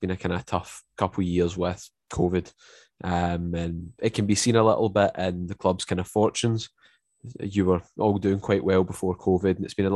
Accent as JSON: {"language": "English", "region": "Scotland", "country": "United Kingdom", "accent": "Scottish", "said": "Obviously, by my accent, obviously I live up in Scotland"}